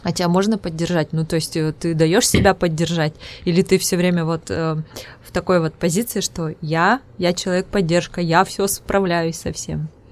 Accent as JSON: {"language": "Russian", "region": "Udmurtia", "country": "Russia", "accent": "Udmurt", "first_language": "Udmurt", "second_language": "Russian", "said": "у меня акцент, да, свой родной язык, у меня удмуртский, поэтому у меня акцент своеобразный, вот удмуртский."}